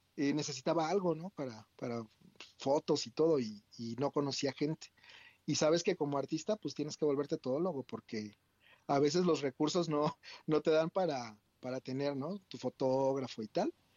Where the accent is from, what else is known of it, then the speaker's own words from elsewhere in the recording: State of Mexico, Mexico; moved away; also born or lived in Querétaro / Puerto Vallarta / Riviera Maya / Cancún; yo nací en el Estado de México y pues soy hijo único